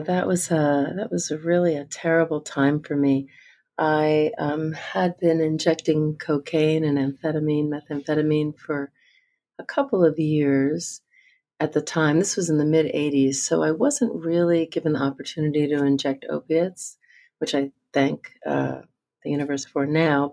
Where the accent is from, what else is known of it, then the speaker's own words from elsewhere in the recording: New Jersey, United States; I grew up in New Jersey